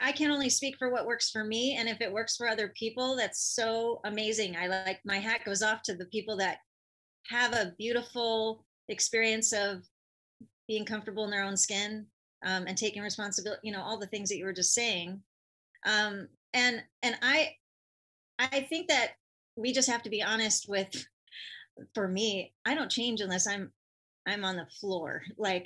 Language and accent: English; California, United States; I'm from California